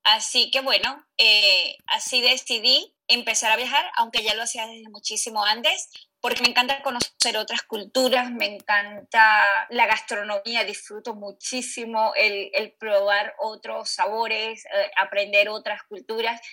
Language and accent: Spanish; Venezuela; moved away; soy originaria de Venezuela